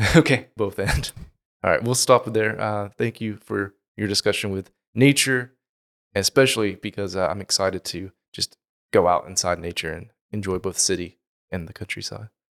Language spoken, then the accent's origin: English; United States; moved away; I would consider my hometown, but it's actually kind of in a bowl